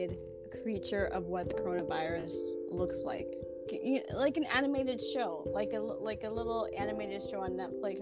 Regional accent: Georgia, United States; I'm from Georgia too

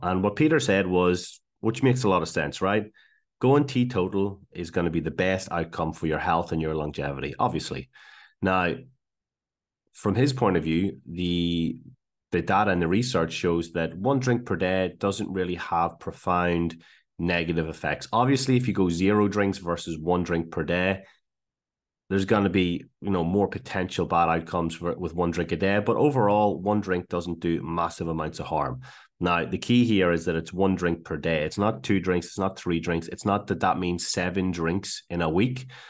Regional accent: Ireland; moved away as an adult; also born or lived in Liverpool / Glasgow; now in Australia; originally from Ireland, moved to Liverpool for uni.

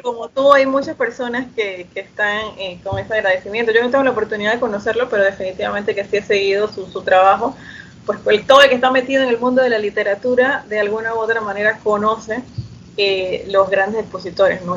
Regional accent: Chiriquí, Panama; also born or lived in Panama City, Panama; Yo también soy del interior, yo soy de Chiriquí. Vivo en Chiriquí ahorita mismo, regresé.

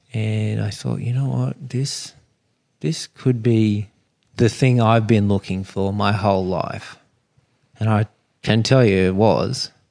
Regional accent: Sydney, New South Wales, Australia; growing up on Sydney Harbour

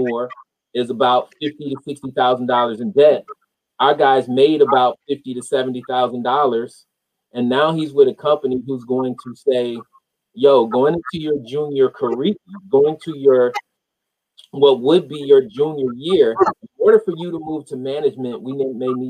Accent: Rochester, New York, United States; I grew up in Rochester, New York

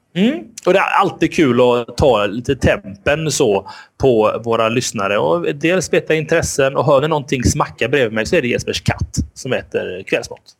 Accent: Gothenburg, Västra Götaland, Sweden; vi är göteborgare

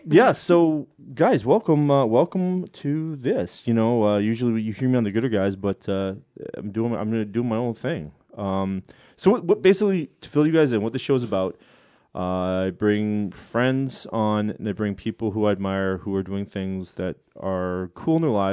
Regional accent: Vancouver, British Columbia, Canada; I'm a Canadian from Vancouver. Nerdy Canadian from Vancouver

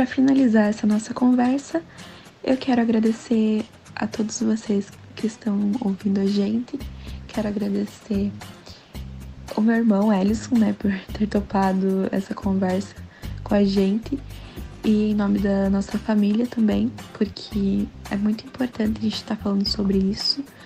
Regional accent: Paranaguá, Paraná, Brazil; moved away as an adult; now in Curitiba, Brazil; eu sou de Paranaguá, né, mas como vocês sabem, estou morando em Curitiba

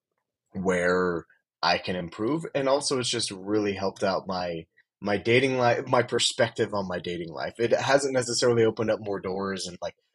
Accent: Plainfield, Indiana, United States; moved away as an adult; also born or lived in Honduras; now in Utah, United States; I grew up in right outside of Indianapolis, Indiana. It's a little town called Plainfield, 15, 20 minutes from downtown.

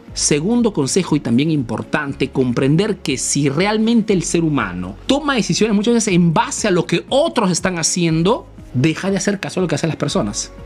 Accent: Peru; now in Italy; soy un emprendedor peruano que vive hace negocio en Italia

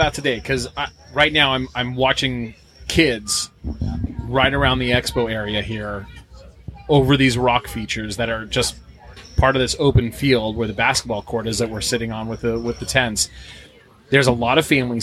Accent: New Hampshire, United States; I'm from New Hampshire. I got to drive down here

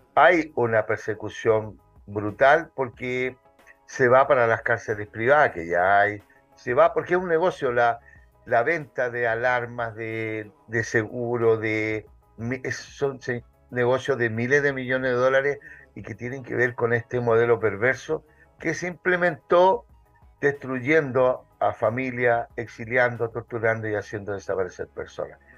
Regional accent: Santiago, Santiago Metropolitan Region, Chile; soy santiaguino, nací en Santiago

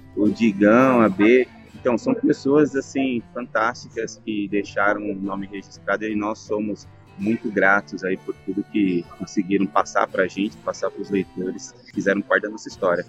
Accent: São Paulo, Brazil; eu sou de São Paulo

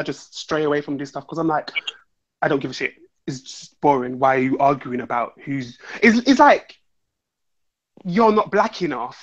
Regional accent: London, United Kingdom; I'm from London, born and raised.

